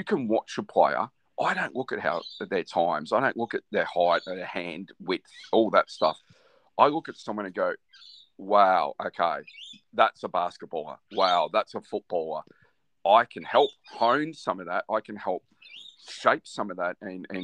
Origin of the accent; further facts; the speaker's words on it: Australia; growing up in Australia